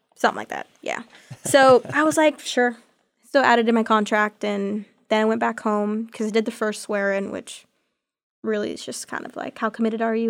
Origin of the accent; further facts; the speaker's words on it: Texas, United States; moved away as an adult; now in Auburn, United States; I'm from Texas